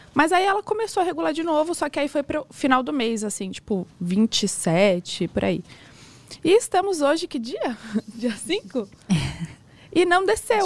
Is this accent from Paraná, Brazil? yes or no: yes; Curitiba, Paraná, Brazil; Eu sou de Curitiba